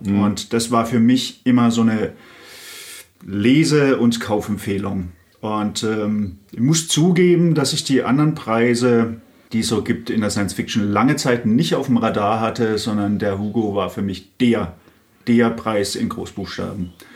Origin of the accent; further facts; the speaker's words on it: Karlsruhe, Baden-Württemberg, Germany; Ich komme aus Karlsruhe